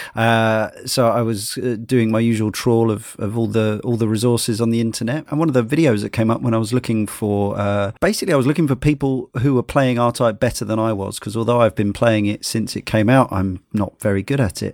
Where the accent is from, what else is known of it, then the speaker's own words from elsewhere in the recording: Brighton, South East England, United Kingdom; growing up in Brighton, still live in Brighton